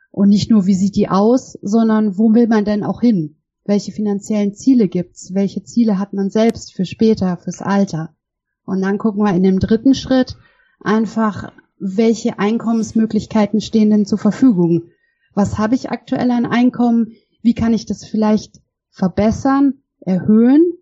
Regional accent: Bavaria, Germany; born there; Ähm, ja, wo komme ich her? Also, ich bin in Bayern geboren und habe ursprünglich Jura studiert

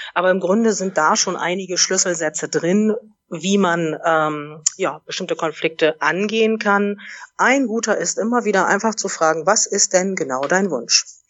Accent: Oldenburg, Lower Saxony, Germany; moved away; also born or lived in Munich / Hamburg; Ich komme ursprünglich aus Oldenburg, bin dann über München nach Hamburg gegangen

